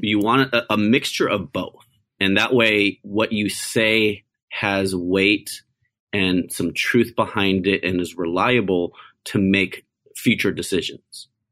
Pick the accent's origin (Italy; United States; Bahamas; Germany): United States; I'm an Asian American. I was born in America